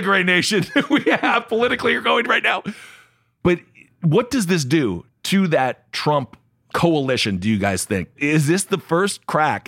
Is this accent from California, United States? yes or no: no; Ohio, United States; when I was growing up, Ohio was kind of the, it was a bellwether state